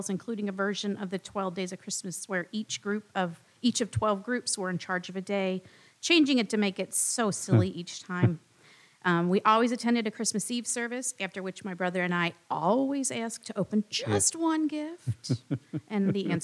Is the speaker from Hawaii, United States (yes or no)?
no; Cincinnati, Ohio, United States; now in Springboro, United States; I grew up in Cincinnati